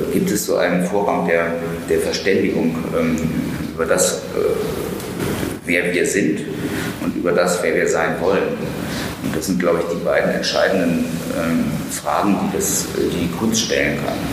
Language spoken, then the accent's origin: German; Germany; in meinen Heimatort äh, an der Ostsee nach Knungsborn geschleppt.